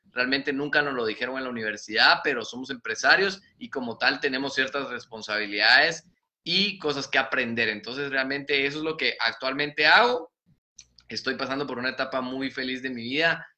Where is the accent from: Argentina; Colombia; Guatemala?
Guatemala; also born or lived in San Luis Potosí, Mexico; soy de Guatemala, este, vivo actualmente en la ciudad de Guatemala